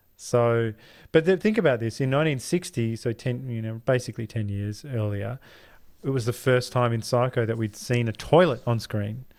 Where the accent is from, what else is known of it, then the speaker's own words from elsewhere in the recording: Australia; we're Australian, all we hear is Australian.